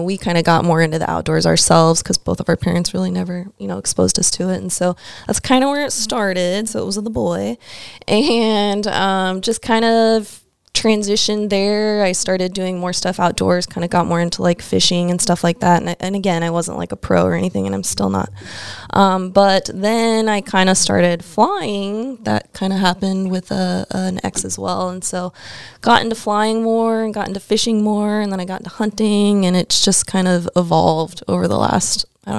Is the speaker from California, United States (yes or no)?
yes; California, United States; born there; So I wasn't born in Alaska. I was actually born in California.